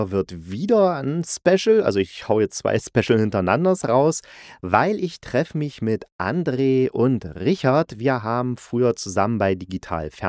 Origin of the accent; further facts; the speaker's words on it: East Germany, Germany; weil ich bin bin in Ostdeutschland groß geworden, sogar noch in der DDR, ja, ich bin schon echt alt